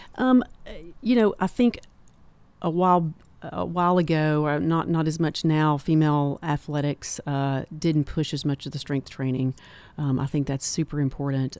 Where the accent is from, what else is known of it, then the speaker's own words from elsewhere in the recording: Manchester, Tennessee, United States; also born or lived in Knoxville, Tennessee; I'm from Manchester and, uh, also started the Tullahoma Clinic